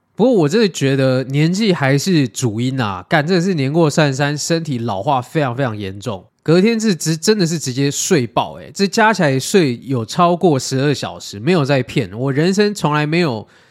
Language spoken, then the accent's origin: Chinese; Taiwan; 我们台湾人